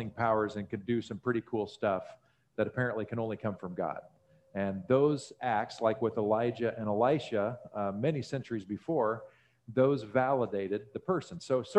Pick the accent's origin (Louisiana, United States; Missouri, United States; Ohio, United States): Missouri, United States; born there; I was technically born in Missouri. So, you know, I resonate with that deeply.